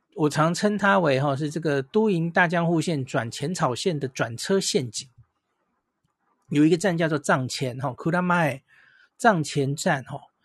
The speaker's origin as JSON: {"language": "Chinese", "country": "Taiwan", "said": "我们台湾人"}